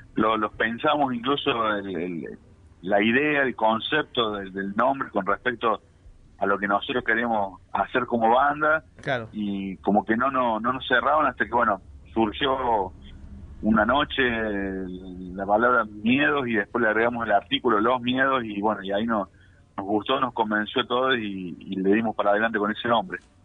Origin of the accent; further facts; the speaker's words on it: Villa María, Córdoba, Argentina; somos de Villa María, acá de la provincia de Córdoba